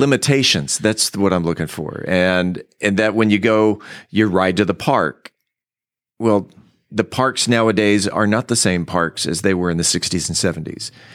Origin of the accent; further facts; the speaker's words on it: San Diego, California, United States; now in Mansfield, United States; I grew up in San Diego